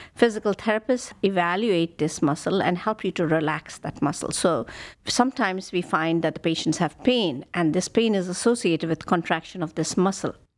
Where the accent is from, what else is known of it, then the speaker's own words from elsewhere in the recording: India; moved away as an adult; now in Cleveland, United States; I grew up in India and I did my medical training there